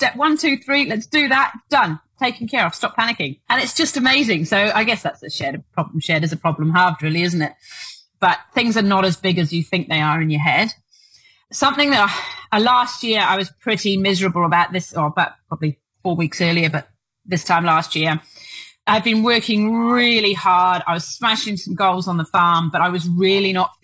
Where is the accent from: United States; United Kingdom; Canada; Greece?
United Kingdom; now in Duntroon, New Zealand; I'm British, so we do have that sort of reservedness